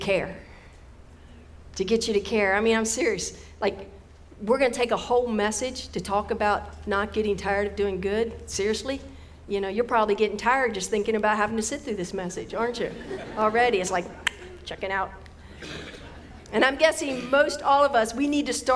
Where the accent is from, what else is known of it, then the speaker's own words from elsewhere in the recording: West Virginia, United States; growing up in West Virginia.